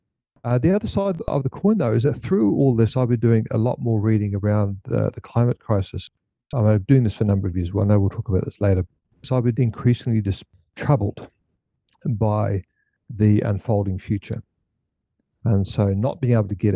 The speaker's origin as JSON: {"language": "English", "country": "New Zealand", "tie": "born or raised there", "moved": "yes", "lives_now": "Melbourne, Australia", "said": "Born and raised in Aotearoa, New Zealand."}